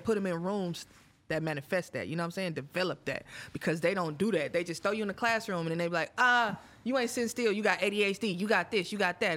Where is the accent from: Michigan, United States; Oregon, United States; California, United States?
California, United States; Oakland; I'm from Oakland, so Oakland women are a little bit different.